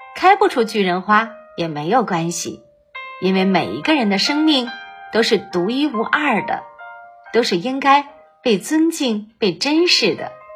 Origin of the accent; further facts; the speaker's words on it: Baoding, Hebei, China; 我是来自河北保定的